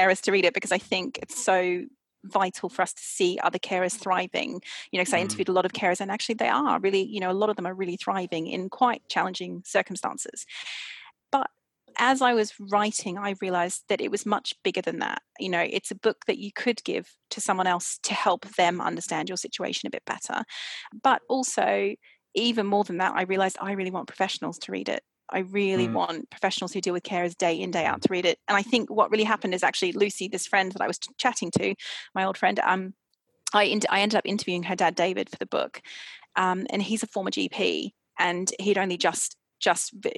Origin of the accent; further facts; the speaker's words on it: Australia; now in London, United Kingdom; I'm from Australia originally, and I went back to Australia